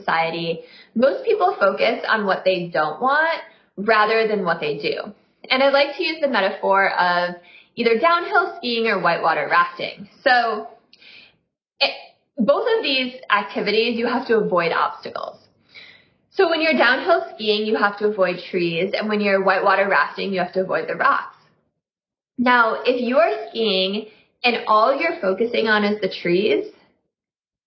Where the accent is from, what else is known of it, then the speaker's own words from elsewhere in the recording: Midwest, United States; I'm from the Midwest